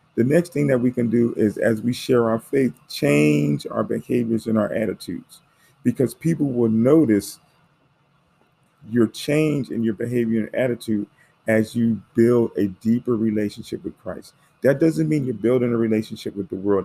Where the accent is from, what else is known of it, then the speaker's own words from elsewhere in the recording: United States; I'm African American